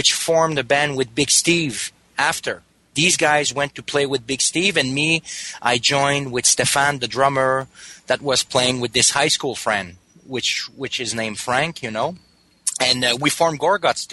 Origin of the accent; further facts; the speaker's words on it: Danville, Quebec, Canada; also born or lived in Montreal; I grew up in a small town close to here called Danville